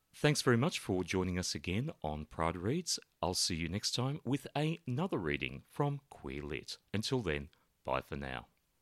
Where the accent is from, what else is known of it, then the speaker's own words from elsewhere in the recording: Australia; also born or lived in Sydney; we're both Australian, and although I live in Sydney